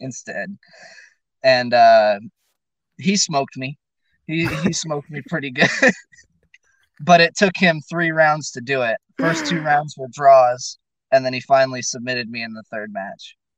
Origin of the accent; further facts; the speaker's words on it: Fresno, California, United States; moved away as an adult; now in Klamath Falls, United States; originally I'm from Fresno, California